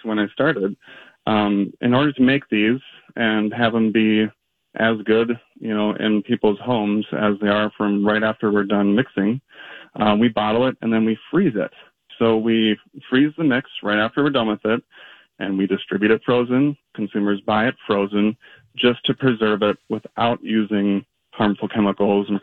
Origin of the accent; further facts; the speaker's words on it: Minnesota, United States; being a Minnesotan